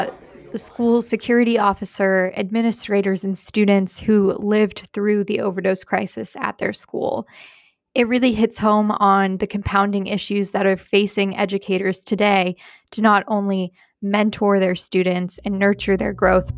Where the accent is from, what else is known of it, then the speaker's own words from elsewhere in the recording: Ohio, United States; also born or lived in Appalachia; now in Dallas, United States; I'm originally from Ohio